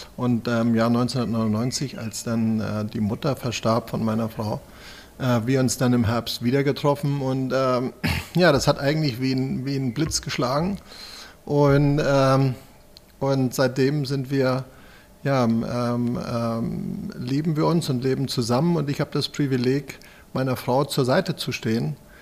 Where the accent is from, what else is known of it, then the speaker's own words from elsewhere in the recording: Schleswig-Holstein, Germany; moved away as an adult; now in Kronberg, Germany; ich komme gebürtig aus Schleswig-Holstein